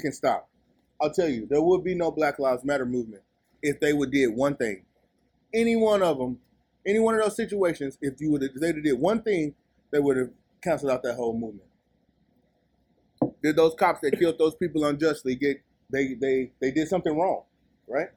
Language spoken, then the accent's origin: English; Texas, United States; I'm from Texas.